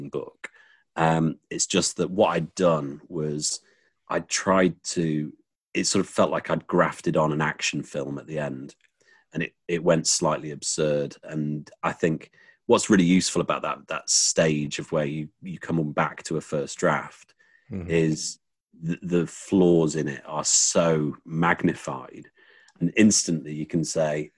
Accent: England, United Kingdom; as someone English

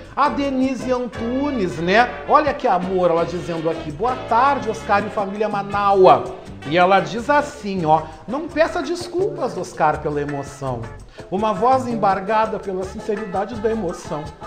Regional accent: Brazil; toda a comunidade da paróquia São Francisco de Assis, aonde eu cresci. Eu era vizinho da igreja

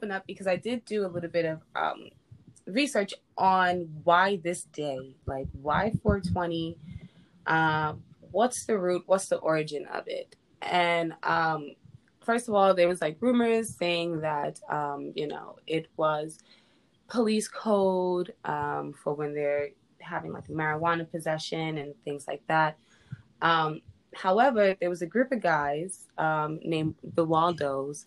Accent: New York City, New York, United States; I am from the Bronx. I didn't mention where I was from. I am from the Bronx.

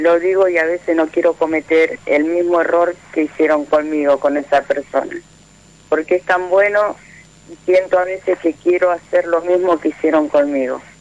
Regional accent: Florencio Varela, Buenos Aires Province, Argentina; moved away as an adult; now in Quilmes, Argentina; 30 años viví en Florencia Varela, hace dos años que estoy viviendo en Esteleta Quilmes

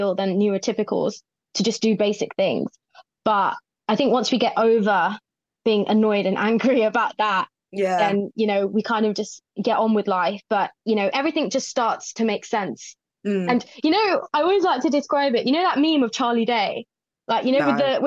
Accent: Watford, East of England, United Kingdom; moved away as an adult; now in Manchester, United Kingdom; I'm originally from Watford, so it's just outside London. And I moved up to the Grotty North in Manchester about 2.5 years ago.

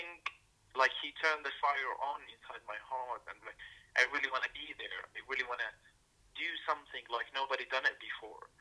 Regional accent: Damascus, Damascus Governorate, Syria; now in London, United Kingdom; I'm from Syria, from Damascus, and I do live in London as a refugee.

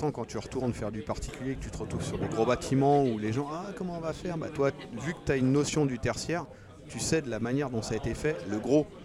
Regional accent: Brittany, France; now in Grenoble, France; Non, je suis breton. Je ne suis pas français, je suis breton

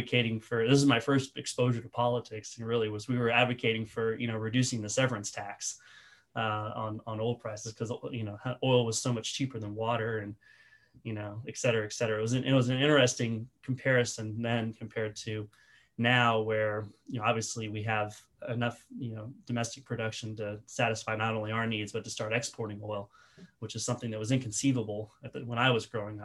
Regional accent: Midland, Texas, United States; moved away; So I grew up in Midland, Texas, kind of as a son of an oil

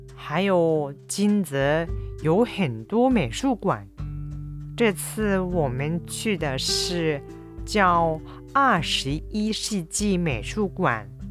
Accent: Kyushu, Oita, Japan; now in Kobe, Japan; 私の実家は九州の大分で普段住んでいるのは神戸

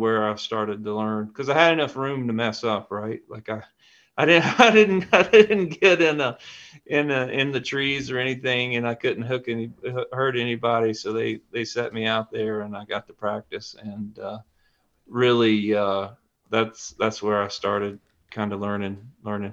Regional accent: the Piedmont of North Carolina, United States; also born or lived in Ashe County, North Carolina; I grew up in the Piedmont of North Carolina, but my family's from up in the high country, up in Ashe County

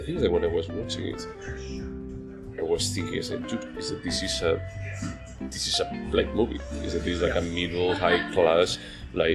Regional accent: Spain; I'm from Spain

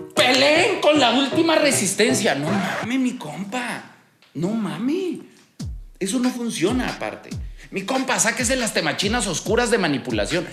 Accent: Aguascalientes, Mexico; Yo me acuerdo cuando era niño en Aguascalientes

